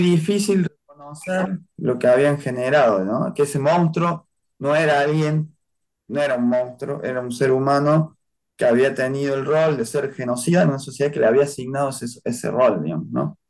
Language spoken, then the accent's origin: Spanish; Córdoba, Argentina; yo nací en Córdoba en el año 76